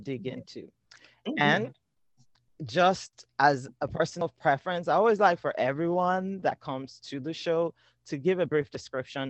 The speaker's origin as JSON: {"language": "English", "country": "Nigeria", "tie": "born or raised there", "moved": "yes", "said": "growing up in Nigeria"}